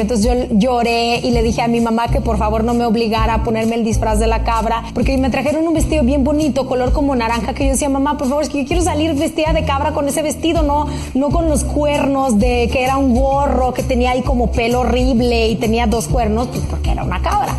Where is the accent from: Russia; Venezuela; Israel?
Russia; now in Mexico; siendo una niña rusa